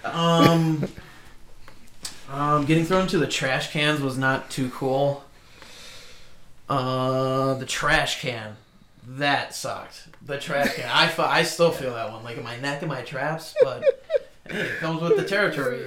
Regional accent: Fox Lake, Illinois, United States; I grew up in Fox Lake.

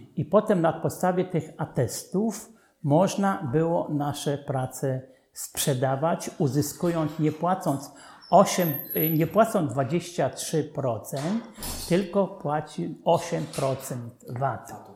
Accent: Dąbrowa nad Czarną, Łódź Voivodeship, Poland; Dąbrowie nad Czarną, skąd wywodził się mój ojciec, ja się urodziłem

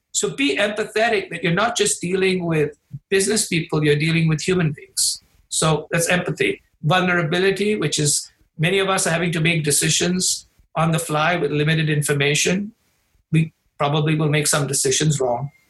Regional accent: India; now in Chicago, United States; my home country in India

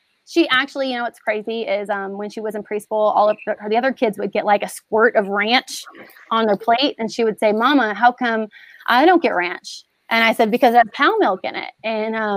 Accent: Houston, Texas, United States; moved away; I'm from Houston

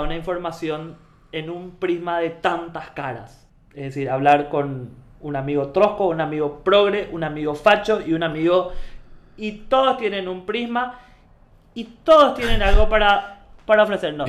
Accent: Paraguay

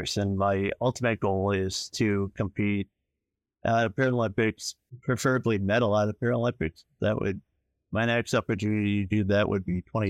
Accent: North Bay, Ontario, Canada; I grew up in North Bay.

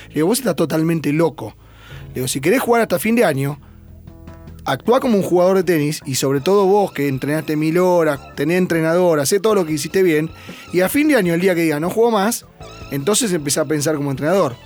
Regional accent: Buenos Aires, Argentina; en mi club, yo soy de Belgrano Athletic desde que nací

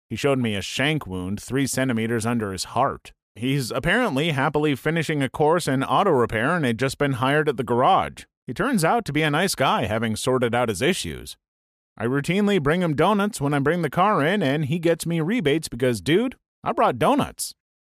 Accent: California, United States; I grew up in Northern California, and every summer a bunch of people take to the water and go tubing down the Sacramento River.

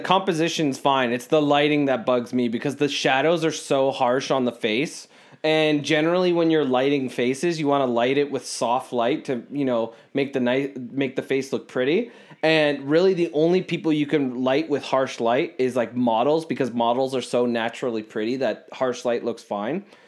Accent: Canada; we're, we're Canadian

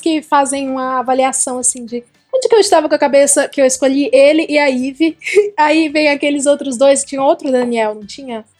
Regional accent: Ceará, Brazil; Eu sou do Ceará

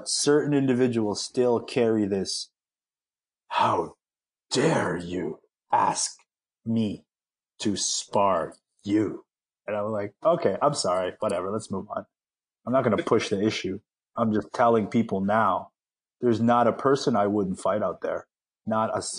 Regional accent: Philippines; I'm, you know, Filipino

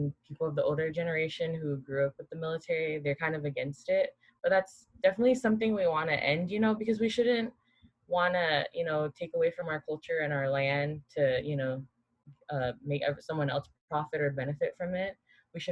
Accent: Guam; moved away; growing up in Guam, so we have to do the Pledge of Allegiance

